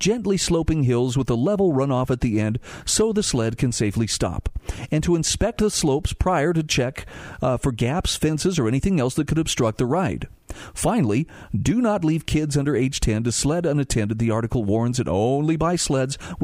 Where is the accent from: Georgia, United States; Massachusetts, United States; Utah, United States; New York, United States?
Utah, United States; Salt Lake City; I was lucky enough as a kid growing up in Salt Lake City to be able to regularly go to Sugar House Park